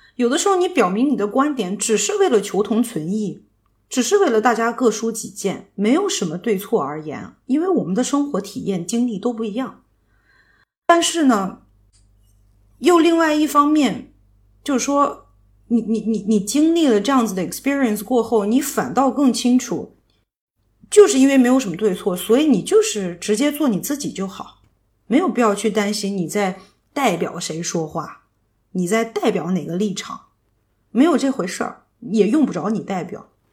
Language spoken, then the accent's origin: Chinese; China; moved away as an adult; also born or lived in United States; 我怎么做好一个中国人